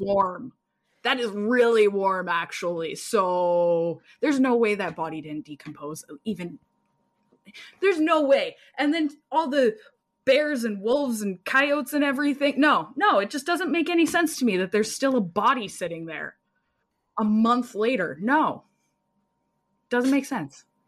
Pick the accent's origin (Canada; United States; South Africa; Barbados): Canada; I'm Canadian